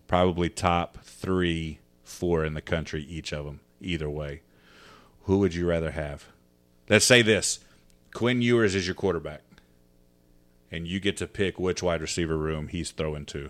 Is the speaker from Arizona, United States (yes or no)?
yes; Arizona, United States; I was born in Arizona